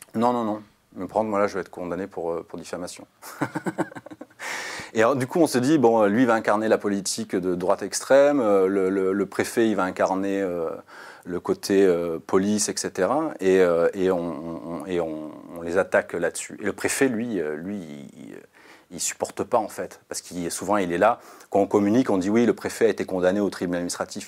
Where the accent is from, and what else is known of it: France